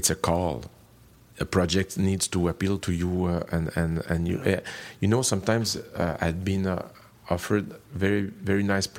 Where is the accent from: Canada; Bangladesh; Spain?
Canada; I'm French Canadian, which means that my culture is European